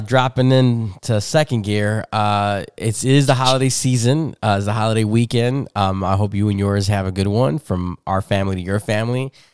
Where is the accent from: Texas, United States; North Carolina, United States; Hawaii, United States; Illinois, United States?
Illinois, United States; Chicago; I grew up in Humboldt Park